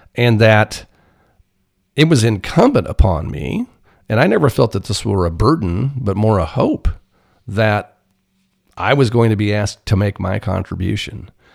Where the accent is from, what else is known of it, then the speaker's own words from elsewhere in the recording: Blue Rapids, Kansas, United States; moved away; Blue Rapids, my hometown